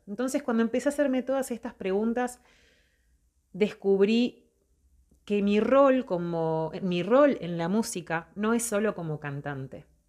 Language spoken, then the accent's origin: Spanish; Montevideo, Uruguay; soy de Montevideo, Uruguay soy artista